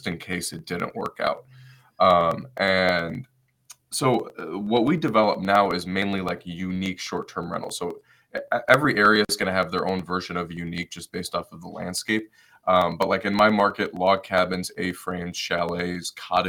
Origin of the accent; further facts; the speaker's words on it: Detroit, Michigan, United States; moved away; I'm originally from Detroit, Michigan